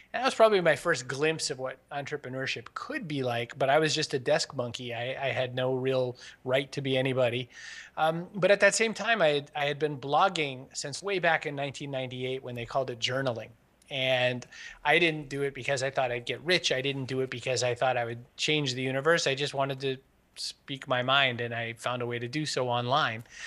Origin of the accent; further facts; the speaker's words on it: Maine, United States; I was raised in Maine